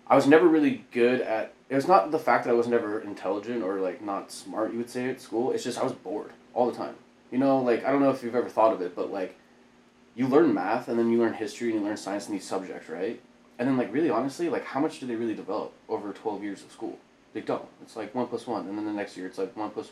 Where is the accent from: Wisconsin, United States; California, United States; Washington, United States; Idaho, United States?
Idaho, United States; Boise; moved away as an adult; also born or lived in Okinawa; now in Oceanside, United States; In Boise, I grew up